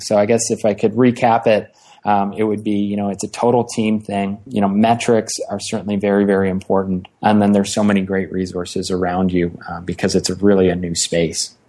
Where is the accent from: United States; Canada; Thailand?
Canada; Ottawa, Ontario; moved away as an adult; also born or lived in Halifax, Nova Scotia; I'm an Ottawa, Ontario, Canada kid, born and raised in in Ottawa